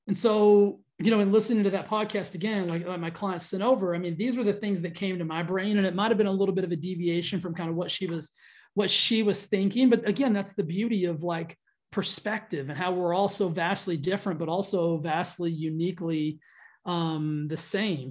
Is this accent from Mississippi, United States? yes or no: no; Texas, United States; I grew up in Texas